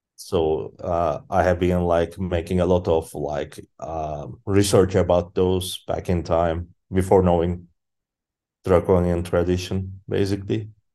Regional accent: Izmit, Kocaeli, Turkey; I grew up in Izmit, in a city called Izmit.

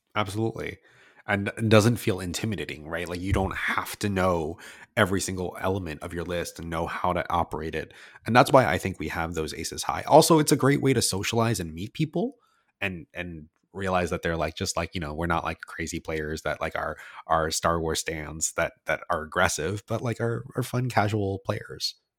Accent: California, United States; moved away as an adult; I'm from California and I moved here right before the pandemic.

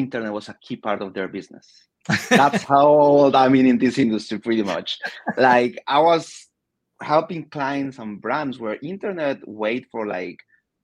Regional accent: Colombia; moved away as an adult; also born or lived in United Kingdom; now in United States; I was born and raised in Colombia 40 years ago.

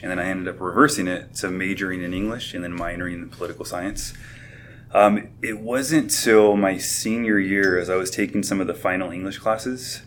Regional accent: Covina, California, United States; I grew up in the Covina, San Dimas area

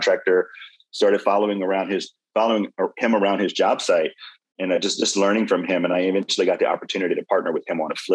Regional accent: Louisiana, United States; now in Houston, United States; I'm originally from Louisiana. I've called Houston my home for over 20 years now

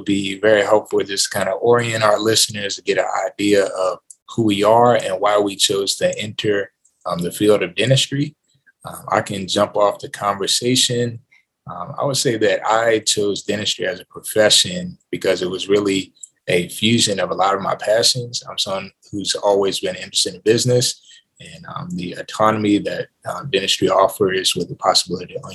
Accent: Accokeek, Maryland, United States; moved away; I'm originally from Accokeek, Maryland, which is a city right outside of Washington, D.C.

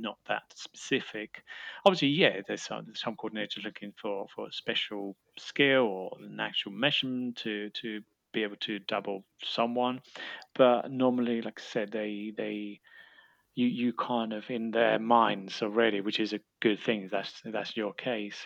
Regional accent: Spain; moved away; I, I come from Spain

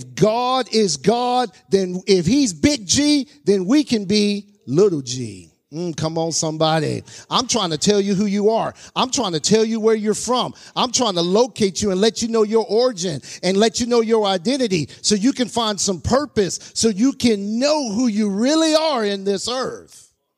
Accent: Mississippi, United States; born there; also born or lived in California / Alaska / Texas; now in North Carolina, United States; I was born in Mississippi, moved to California, moved to Alaska, moved to California, moved to Texas. Now I'm in North Carolina.

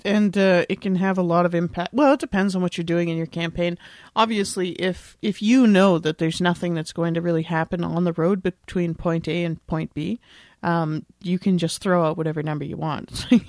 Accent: Canada; because I'm Canadian. So I'm mostly used to working with like kilometers and stuff.

